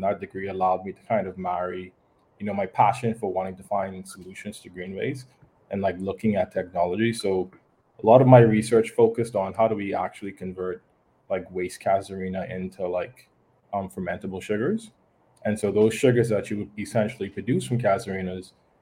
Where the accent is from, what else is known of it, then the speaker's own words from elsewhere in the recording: Nassau, New Providence, Bahamas; moved away as an adult; also born or lived in Youngstown, Ohio, United States; so I grew up in Nassau, and most, I guess, living on an island